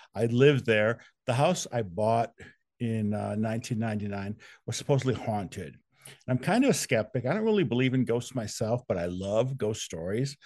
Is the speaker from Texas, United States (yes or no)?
no; Wisconsin, United States; moved away as an adult; now in Louisville, United States; I'm from Wisconsin originally